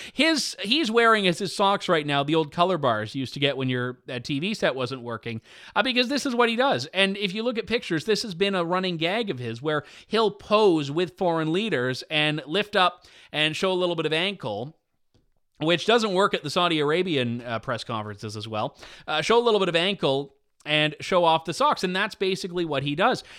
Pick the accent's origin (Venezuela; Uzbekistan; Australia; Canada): Canada; I'm Canadian